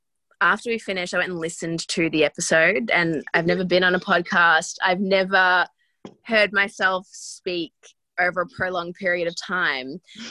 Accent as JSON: {"language": "English", "country": "Australia", "accent": "thick Australian"}